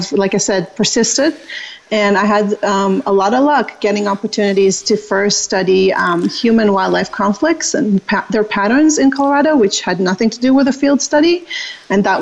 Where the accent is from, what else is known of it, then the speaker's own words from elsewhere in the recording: Israel; moved away as an adult; now in United States; I am originally from Israel